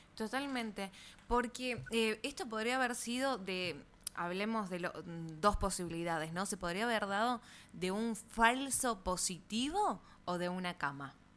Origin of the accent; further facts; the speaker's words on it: Tucumán, Argentina; ¿a dónde estamos parados como tucumanos?